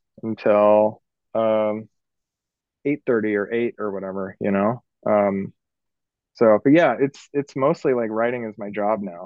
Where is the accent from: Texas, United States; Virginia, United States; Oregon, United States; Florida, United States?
Oregon, United States; Newport; Newport. I grew up